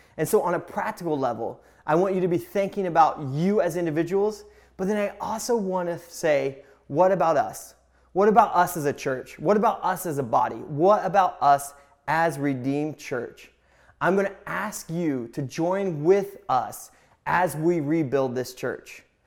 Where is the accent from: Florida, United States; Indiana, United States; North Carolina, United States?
Indiana, United States; I grew up in Indiana